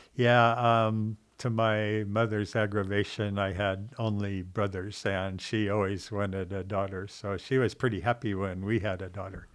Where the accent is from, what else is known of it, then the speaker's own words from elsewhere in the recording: Seattle, Washington, United States; moved away as an adult; also born or lived in Alaska; I grew up in Seattle